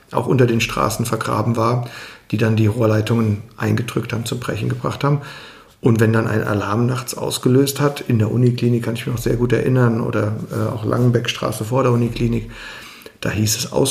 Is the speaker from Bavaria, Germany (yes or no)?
no; Mainz, Rhineland-Palatinate, Germany; born there; Ich bin 47 Jahre alt, in Mainz geboren, immer noch in Mainz wohnhaft, im Stadtteil Oberstadt